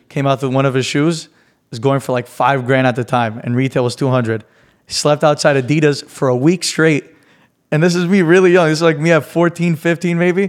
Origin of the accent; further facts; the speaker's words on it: New York City, New York, United States; now in Miami, United States; I'm from New York